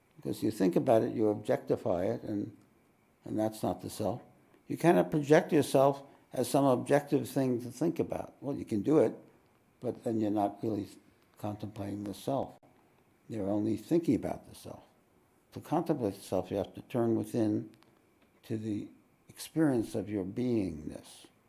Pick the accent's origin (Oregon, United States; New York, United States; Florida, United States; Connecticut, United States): New York, United States; now in Australia; I'm from New York.